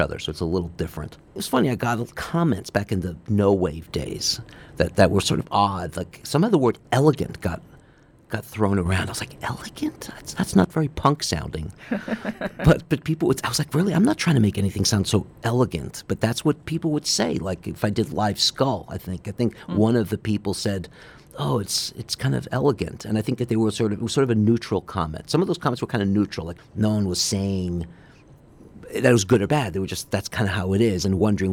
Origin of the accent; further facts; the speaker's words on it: New York City, New York, United States; Growing up on the Upper East Side, my mom was a classical pianist